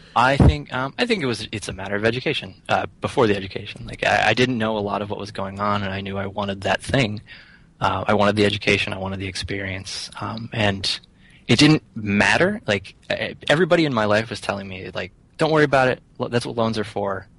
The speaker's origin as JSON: {"language": "English", "town": "Rockwood", "region": "Pennsylvania", "country": "United States", "tie": "born or raised there", "also_born_or_lived": "Somerset, Pennsylvania", "moved": "yes", "lives_now": "Philadelphia, United States", "said": "I grew up in uh, Rockwood, Pennsylvania"}